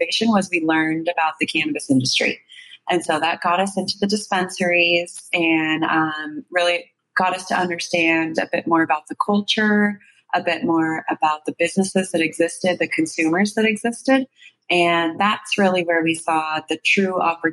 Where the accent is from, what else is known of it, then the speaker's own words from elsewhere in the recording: Bay Area, California, United States; I grew up in the Bay Area